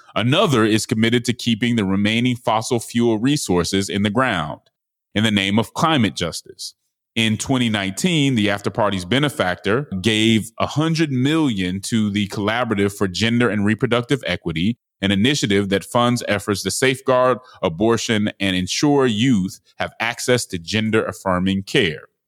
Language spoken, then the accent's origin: English; Denver, Colorado, United States; I'm from Denver